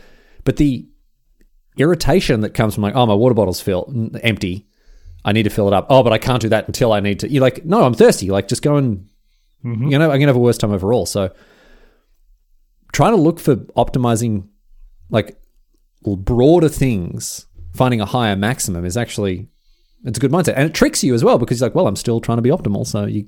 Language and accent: English; Australia; Yes, I'm Australian.